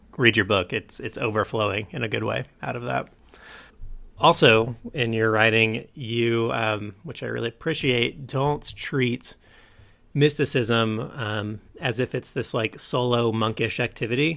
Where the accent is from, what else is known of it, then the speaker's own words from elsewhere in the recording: Kansas City, United States; also born or lived in California; I grew up in Kansas City